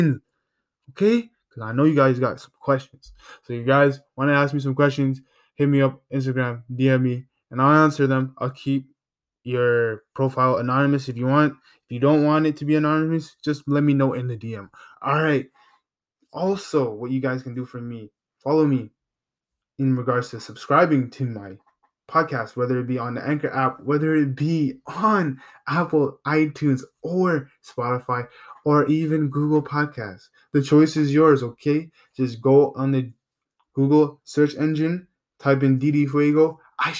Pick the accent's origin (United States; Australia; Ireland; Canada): Canada; I'm from Canada, and I'm not from the States